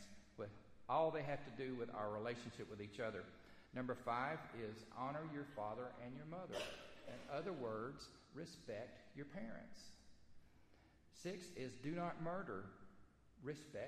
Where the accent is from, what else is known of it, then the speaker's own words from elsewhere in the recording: the South, United States; accent: Southern; we're from the South, most of us are from the South, I'm going to do this in Southern speak